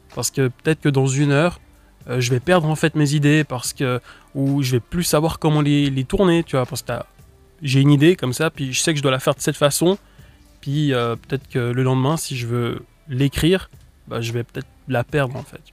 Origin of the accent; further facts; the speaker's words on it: Switzerland; je viens de Suisse, puis j'ai quand même un public plus français que suisse